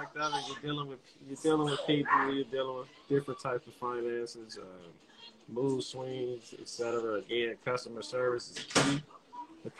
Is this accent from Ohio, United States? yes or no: no; Washington, District of Columbia, United States; Born and raised in the South. Elementary school, middle school, high school in the South.